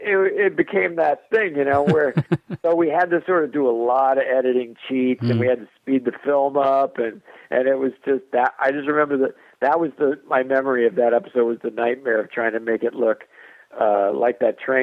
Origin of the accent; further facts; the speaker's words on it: Southern US, United States; I'm from the South. A lot of my family are Southern